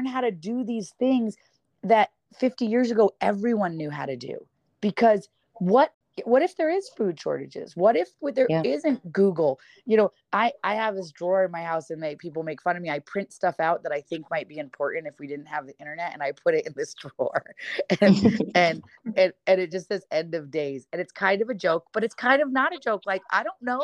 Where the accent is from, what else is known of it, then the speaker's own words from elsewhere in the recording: Ithaca, New York, United States; now in California, United States; I grew up in Ithaca, New York